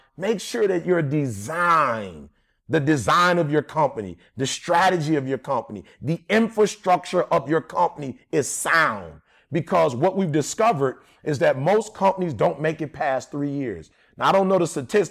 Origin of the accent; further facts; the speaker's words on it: Detroit, Michigan, United States; I'm from Detroit